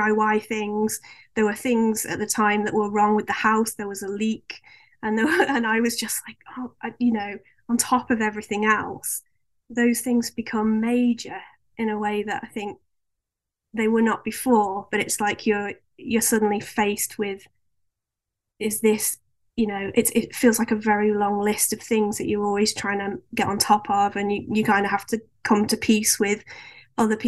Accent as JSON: {"language": "English", "town": "Stoke-on-Trent", "region": "West Midlands", "country": "United Kingdom", "tie": "born or raised there", "moved": "as an adult", "said": "I was brought up in Stoke-on-Trent"}